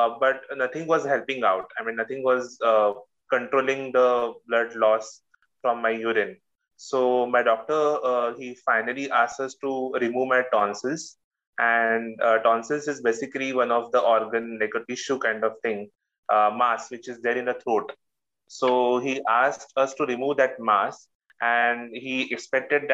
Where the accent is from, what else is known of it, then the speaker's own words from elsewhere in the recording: Mumbai, Maharashtra, India; I'm from Mumbai, India